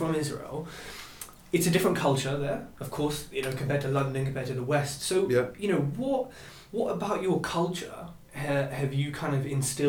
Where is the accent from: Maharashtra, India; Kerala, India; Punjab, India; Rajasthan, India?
Punjab, India; being Indian myself, very similar, being a good host, and being Punjabi in particular, we are really confrontational. And we're really direct.